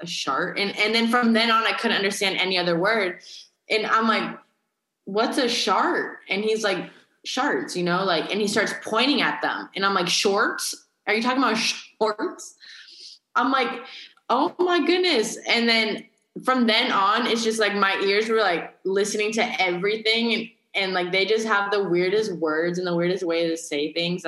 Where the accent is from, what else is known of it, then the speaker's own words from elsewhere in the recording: Carlsbad, California, United States; moved away as an adult; also born or lived in Louisiana; I'm from Carlsbad, California. Like, that's where I grew up